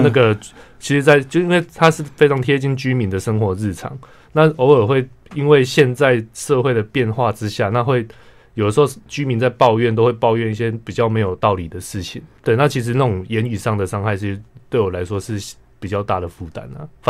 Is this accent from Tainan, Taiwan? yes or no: yes; Tainan, Taiwan; 台南是我家乡，我出生的地方。